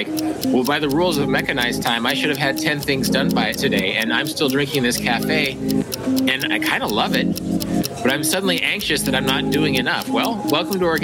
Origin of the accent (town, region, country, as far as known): Wichita, Kansas, United States; born or raised there